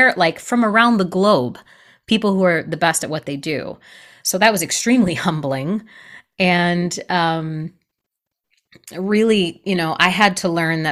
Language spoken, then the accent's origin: English; Michigan, United States; moved away; also born or lived in New York City; I grew up in Michigan. I am a Midwest girl at heart